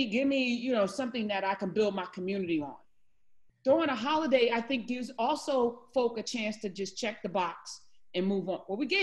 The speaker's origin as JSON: {"language": "English", "region": "New Jersey", "country": "United States", "said": "I'm from Jersey, my dad's from Jersey"}